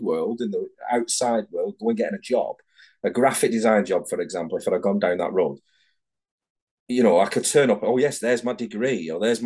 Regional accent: Manchester, North West England, United Kingdom; moved away as an adult; now in Edinburgh, United Kingdom; I'm from Manchester down in England

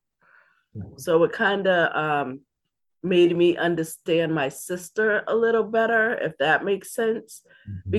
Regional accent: Boston, Massachusetts, United States; also born or lived in Dorchester, Boston; I grew up in Roxbury. I am a Roxburyan, also grew up in Dorchester

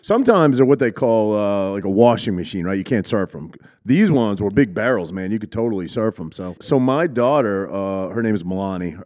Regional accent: Cherryfield, Maine, United States; moved away; I grew up in Maine, little tiny East Coast

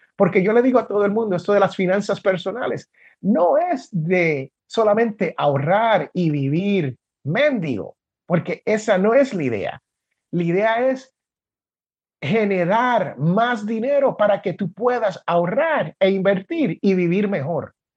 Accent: Puerto Rico; moved away as an adult; also born or lived in Jersey City, New Jersey, United States / Washington, D.C., United States; now in Alabama, United States; Y desde los nueve años hasta la escuela superior, la high school, como le dicen aquí, pues yo viví en Puerto Rico

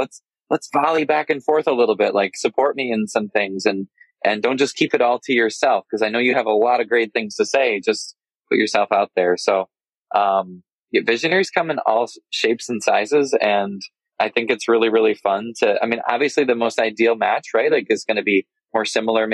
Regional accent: Michigan, United States; I'm from Michigan, and Michigan winters can be cold

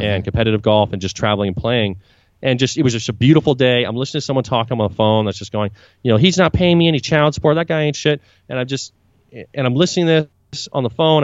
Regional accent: Vancouver, British Columbia, Canada; now in Buenos Aires, Argentina; I'm originally Canadian. I'm from Vancouver, British Columbia

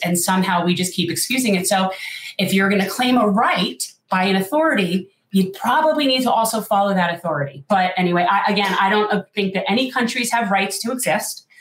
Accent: North Miami Beach, Florida, United States; I was born in North Miami Beach, second generation Jewish South Floridian.

